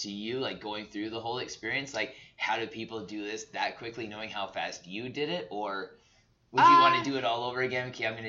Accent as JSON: {"language": "English", "region": "Southern Alberta", "country": "Canada", "tie": "born or raised there", "said": "I grew up in Southern Alberta, like, minus 40s, you know, I'm pretty used"}